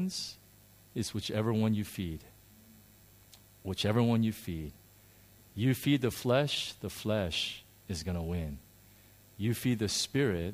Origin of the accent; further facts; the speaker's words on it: United States; moved away; I grew up in America